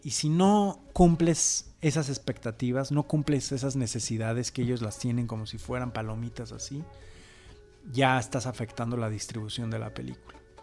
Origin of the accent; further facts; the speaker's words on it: Mexico; identificarnos como, mexicanos